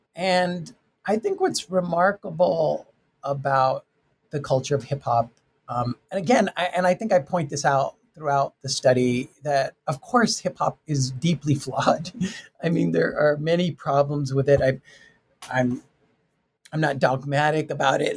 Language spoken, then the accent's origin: English; Tucson, Arizona, United States; I'm from Tucson, Arizona, Mexican American um, family